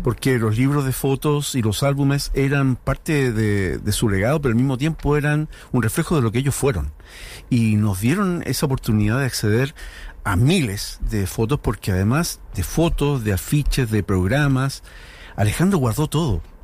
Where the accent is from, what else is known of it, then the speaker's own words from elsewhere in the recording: Chile; cómo somos los chilenos